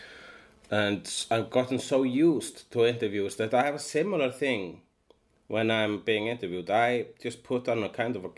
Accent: Iceland; English is a second language; also born or lived in Sweden; I am an Icelandian.

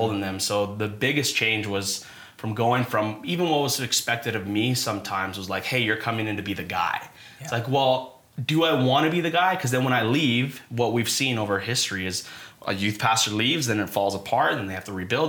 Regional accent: Devon, Alberta, Canada; Born and raised in Devon, Alberta.

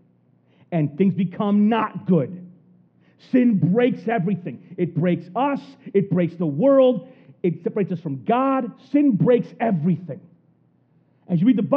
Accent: United States; being like an American

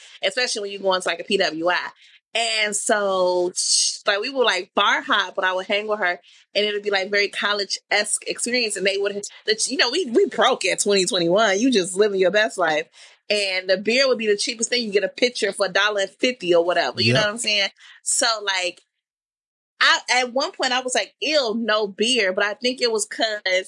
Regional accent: Jamaica; being Jamaican

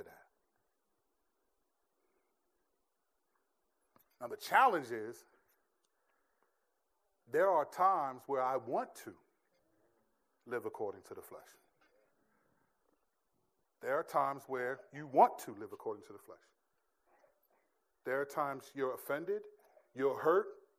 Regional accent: United States; I'm a stupid American

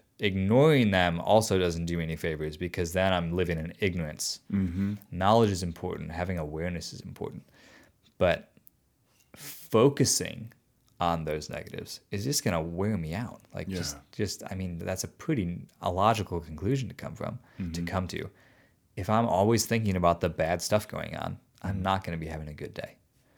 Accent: outside of Chicago, Illinois, United States; I grew up outside of Chicago.

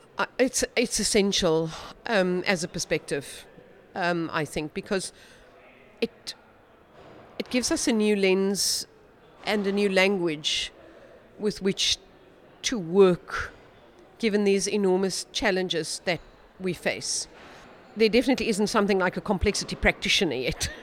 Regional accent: South Africa; I'm a South African practicing futurist

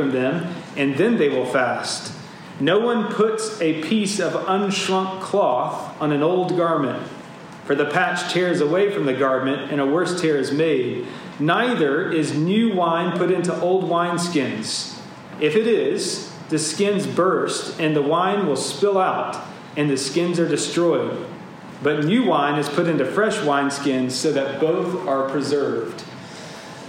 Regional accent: Georgia, United States; my home state, Georgia

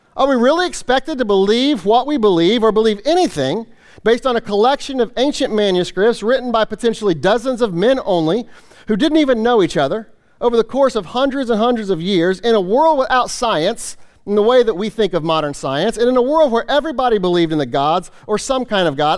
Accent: Kansas City, Missouri, United States; moved away as an adult; now in Ohio, United States; I grew up in Kansas City, you know, lived there, you know, most of my life

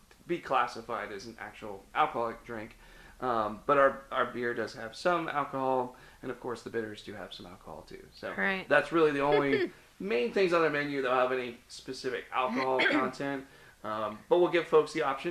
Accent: Cincinnati, Ohio, United States; now in Florida, United States; I grew up in the Midwest. I grew up in Cincinnati, Ohio

